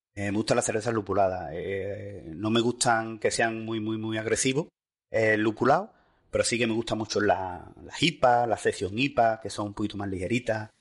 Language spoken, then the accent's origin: Spanish; Seville, Andalusia, Spain; yo en mi casa, eh, en mi tierra